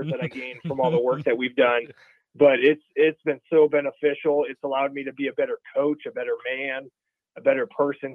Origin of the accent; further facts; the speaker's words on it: Pierce, Nebraska, United States; now in Lincoln, United States; I grew up in Pierce, Nebraska